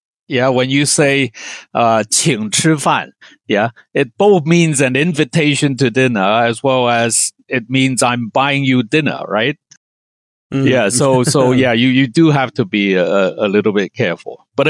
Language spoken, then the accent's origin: English; Hong Kong; Yeah, but where I grew up in Hong Kong, again, hot pot is done in multiple different ways.